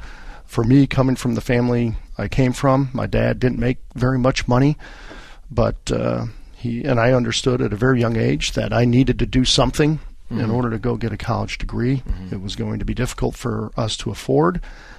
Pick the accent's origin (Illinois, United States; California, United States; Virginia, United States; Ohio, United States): Illinois, United States; Niles; also born or lived in Chicago; I was born in the city of Chicago, the great city of Chicago, raised in a northern suburb, Niles, kind of a blue-collar community.